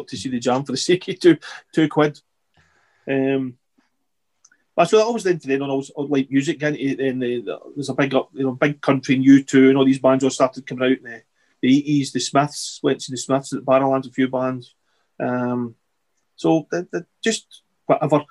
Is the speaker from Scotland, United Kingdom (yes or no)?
yes; Wishaw, Scotland, United Kingdom; Wishaw boy